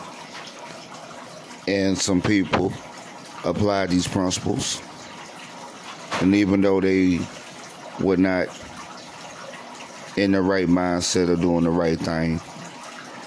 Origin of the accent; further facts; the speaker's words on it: United States; I'm African American